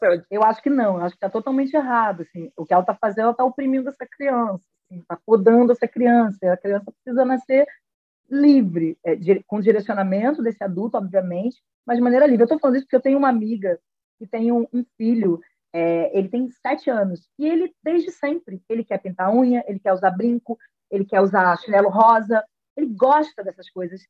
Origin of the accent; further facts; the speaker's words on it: Rio de Janeiro, Brazil; tenho 35 anos, sou do Rio de Janeiro.